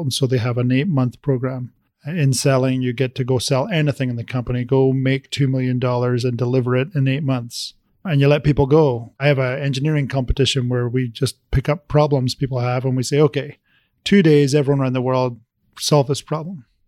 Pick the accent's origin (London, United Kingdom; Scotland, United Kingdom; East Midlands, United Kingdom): Scotland, United Kingdom; moved away; I was born in Scotland